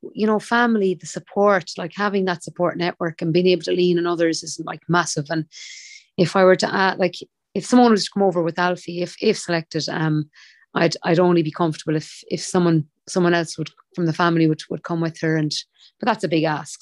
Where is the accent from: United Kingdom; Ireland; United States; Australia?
Ireland; Limerick, Munster; I'm from Limerick City, a proud Limerick woman